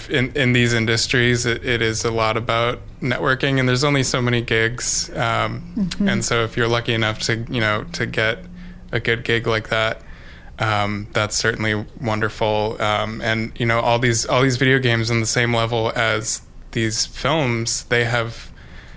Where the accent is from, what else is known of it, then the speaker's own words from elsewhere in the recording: Seattle, Washington, United States; moved away as an adult; also born or lived in Philadelphia; now in Juneau, United States; I'm originally from Seattle